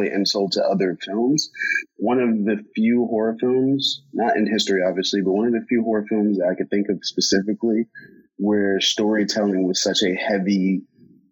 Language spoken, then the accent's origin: English; United States; I'm American, I'm born and raised here